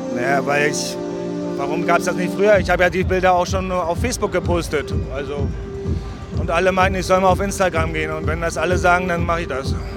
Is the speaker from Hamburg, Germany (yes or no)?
no; Rostock, Mecklenburg-Vorpommern, Germany; ich komme aus Mecklenburg-Vorpommern, Rostock. Aber Rostock ist jetzt, würde ich sagen, kein Country, sondern ist so eine kleine Großstadt. 200.000 Einwohner, sehr schön. Ich wohne da immer noch seit 38 Jahren.